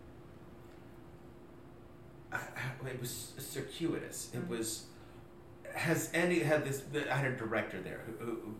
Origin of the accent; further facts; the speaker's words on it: Oklahoma, United States; moved away; also born or lived in New York; me growing up in Oklahoma